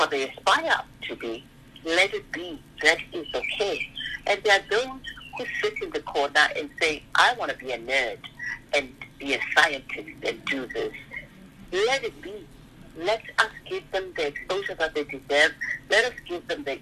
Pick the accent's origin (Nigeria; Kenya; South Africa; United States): South Africa; Soweto, Gauteng; I was born in Dobsonville. If I said to myself, I'm born here in Dobsonville, my mother works in Makishini